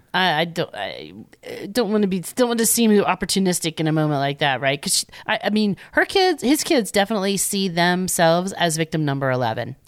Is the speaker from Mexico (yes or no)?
no; Winter Haven, Florida, United States; Winter Haven, Florida, my hometown